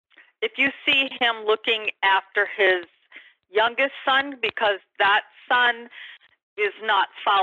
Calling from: San Diego, California, United States; I'm calling from San Diego

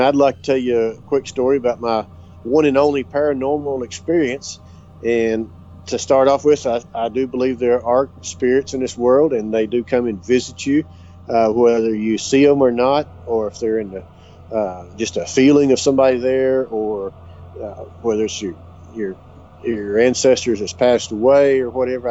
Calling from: Duster, Texas, United States; I'm calling from Duster, Texas, which is just south of Gorman, Texas

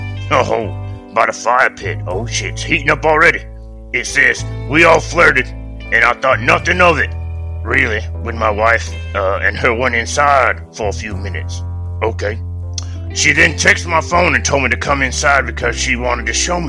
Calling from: Kenya; Man, I'm calling from the homeland, nigga. I'm calling from Kenya.

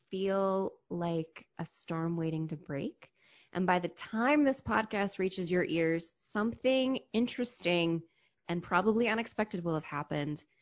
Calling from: DC metro area, United States; I am in the DC metro area, which means I am not in the city, but I can reach it by metro.

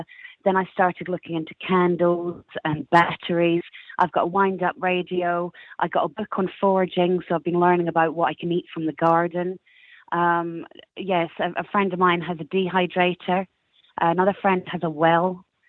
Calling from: Colchester, East of England, United Kingdom; I'm in Colchester in Essex.

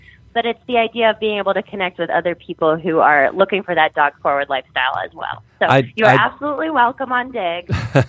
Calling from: New Orleans, Louisiana, United States; I'm calling you from New Orleans right now, and I work with a lot of people in different military bases around the South.

